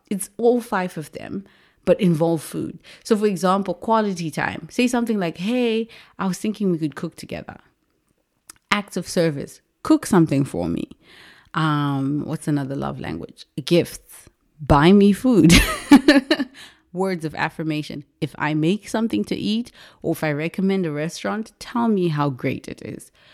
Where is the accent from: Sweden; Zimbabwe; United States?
Zimbabwe; moved away as an adult; I was born and raised in Zimbabwe. I left Zimbabwe when I was twenty years old.